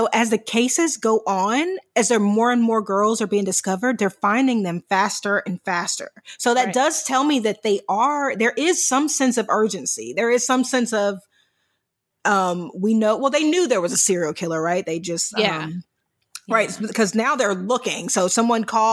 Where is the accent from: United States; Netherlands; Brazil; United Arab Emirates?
United States; Virginia Beach, Virginia; So we're from Virginia Beach.